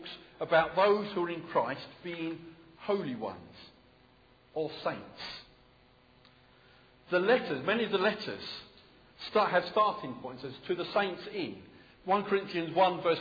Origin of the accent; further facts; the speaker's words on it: United Kingdom; I'm British